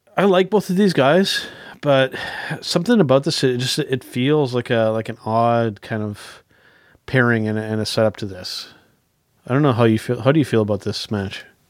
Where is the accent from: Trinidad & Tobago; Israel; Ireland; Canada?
Canada; I'm we're Canadian